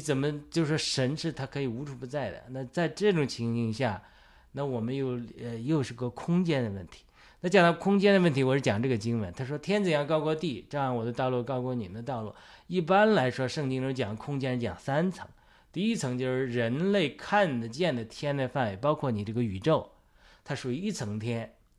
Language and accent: Chinese; China; moved away; also born or lived in United States; 我在中国的生产，成长经历，在美国的有限的成长经历